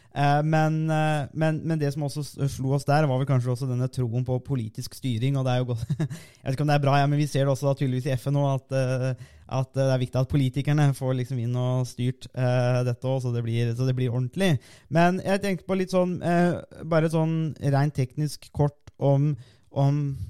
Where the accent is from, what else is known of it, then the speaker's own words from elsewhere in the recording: Norway; vi kommer jo begge fra Norges varmeste sted